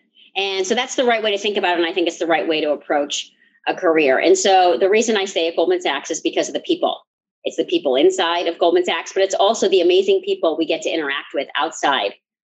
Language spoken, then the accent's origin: English; Chicago, Illinois, United States; moved away as an adult; also born or lived in New York / San Francisco; I grew up in the suburbs of Chicago.